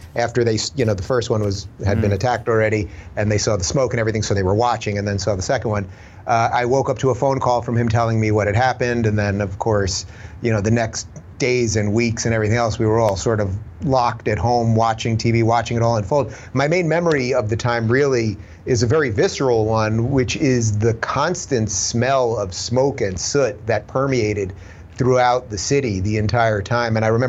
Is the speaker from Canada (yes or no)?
no; Long Island, New York, United States; also born or lived in Brooklyn; I'm from New York originally, born in Brooklyn, grew up in Long Island, had a lot of family living in New York City at the time.